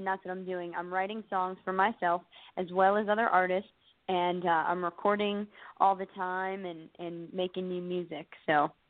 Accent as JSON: {"language": "English", "town": "Pittsburgh", "region": "Pennsylvania", "country": "United States", "moved": "as an adult", "lives_now": "Nashville, United States", "said": "So I'm actually from Pittsburgh, Pennsylvania, and I moved to Nashville a year ago"}